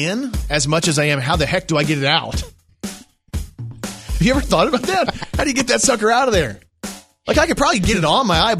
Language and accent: English; Texas, United States; I was raised in Texas.